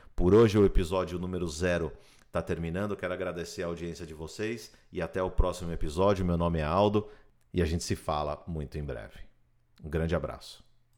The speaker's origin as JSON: {"language": "Portuguese", "country": "Brazil", "also_born_or_lived": "São Paulo / Miami Beach", "moved": "as an adult", "lives_now": "United States", "said": "Nós somos brasileiros que vieram aqui para os Estados Unidos atrás de um sonho"}